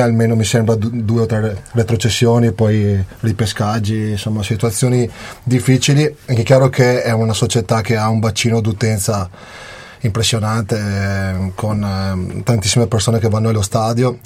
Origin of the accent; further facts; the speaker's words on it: Vicenza, Veneto, Italy; moved away; also born or lived in Reggio Emilia / Bolzano; io che sono di Vicenza